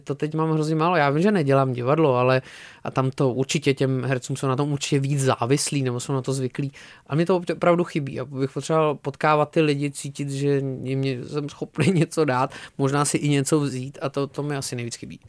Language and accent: Czech; Czechia; jako Češi trošku nemáme co říct